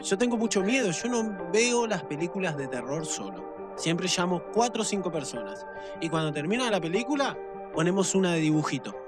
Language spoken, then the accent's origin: Spanish; General Rodríguez, Buenos Aires Province, Argentina; todos los que somos de General Rodríguez